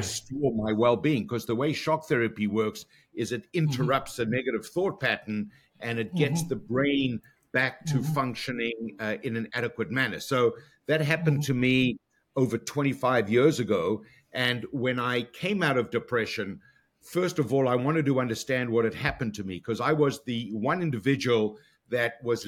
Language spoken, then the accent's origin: English; Johannesburg, Gauteng, South Africa; moved away as an adult; now in Toronto, Canada; born and raised in South Africa, went to university in Johannesburg